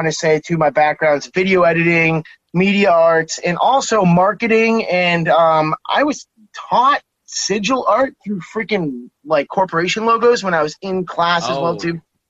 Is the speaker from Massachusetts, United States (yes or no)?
yes; Massachusetts, United States; also born or lived in Maine / New Hampshire; From Massachusetts.